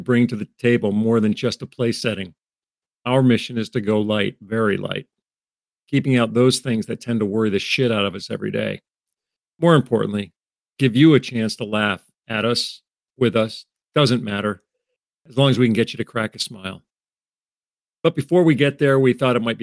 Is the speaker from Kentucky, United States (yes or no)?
no; Vermont, United States; I was born and raised in a small town in Vermont with 10 other brothers and sisters.